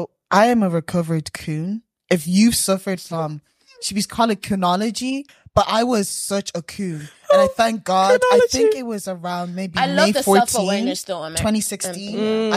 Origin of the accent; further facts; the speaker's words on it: Ireland; I'm from like Ireland, but like, my parents are like from, Zimbabwe and stuff like that.